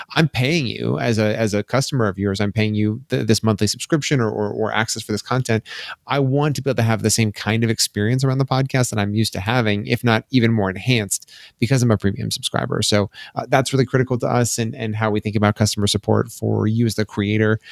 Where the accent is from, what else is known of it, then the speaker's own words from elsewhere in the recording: Colorado, United States; also born or lived in Boulder, Colorado; born and raised in Colorado. I grew up, uh, a little bit, uh, north of Denver